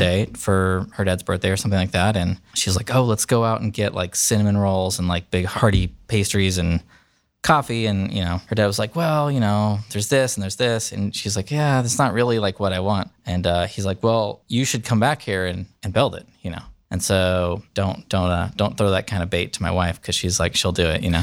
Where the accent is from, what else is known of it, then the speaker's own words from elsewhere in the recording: the Bay Area, Northern California, United States; now in Columbus, United States; I was born in California, grew up there